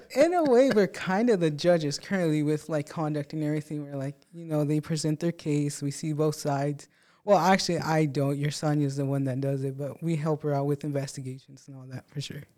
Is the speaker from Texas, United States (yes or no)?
yes; Presidio, Texas, United States; now in Odessa, United States; I came from Presidio, Texas, really small city, um, and small classes, small everything